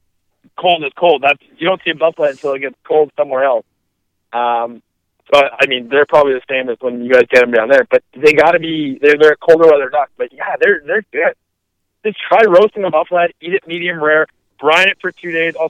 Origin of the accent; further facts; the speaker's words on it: Canada; we're weird Canadian, we're a rare breed